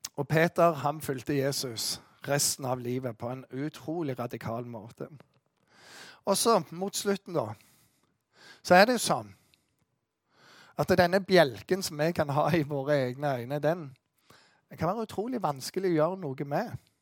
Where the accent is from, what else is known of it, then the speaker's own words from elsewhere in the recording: Western Norway, Norway; Jeg kommer fra Vestlandet